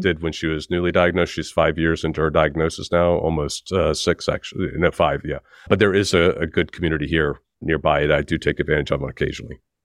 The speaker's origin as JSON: {"language": "English", "country": "United States", "moved": "yes", "lives_now": "United Kingdom", "said": "I'm an American, but I'm based in the U K"}